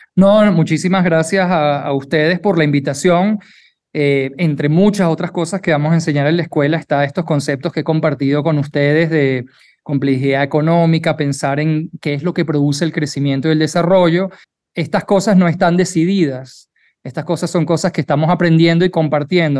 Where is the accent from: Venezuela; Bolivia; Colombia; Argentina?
Venezuela; now in Mexico; soy venezolano, en Venezuela cuando tú estudias medicina